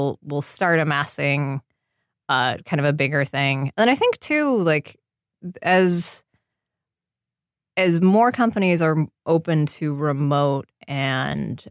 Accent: Seattle, Washington, United States; now in Los Angeles, United States; I grew up in Seattle

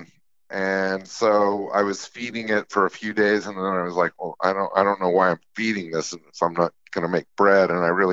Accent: Utah, United States; now in New York, United States; I grew up in Utah in a place that was very community oriented

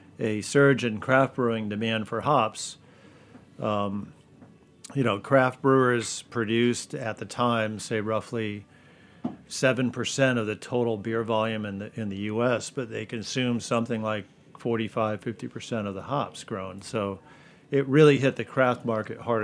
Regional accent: Connecticut, United States; I'm born and raised in Connecticut, live there now.

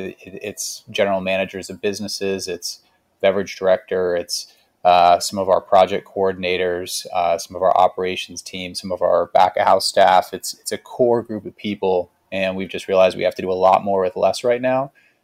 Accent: Nashville, Tennessee, United States; a city that we grew up in here in Nashville.

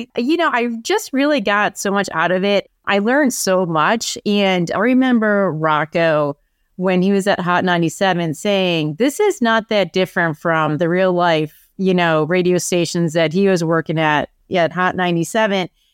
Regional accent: Buffalo, New York, United States; moved away as an adult; also born or lived in Syracuse, United States; now in Boston, United States; I'm from Buffalo originally.

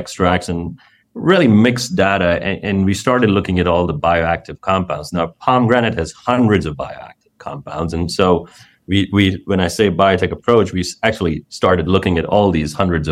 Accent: India; moved away; growing up in India

